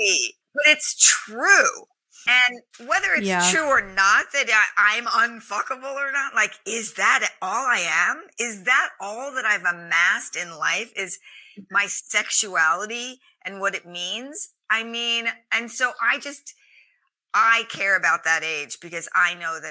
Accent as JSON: {"language": "English", "town": "New York City", "region": "New York", "country": "United States", "tie": "born or raised there", "said": "I grew up in Staten Island"}